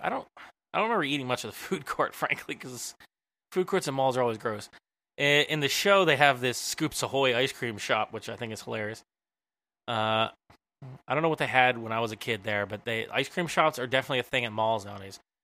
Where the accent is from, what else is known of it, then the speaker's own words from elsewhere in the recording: Philadelphia, Pennsylvania, United States; I'm from the Philly area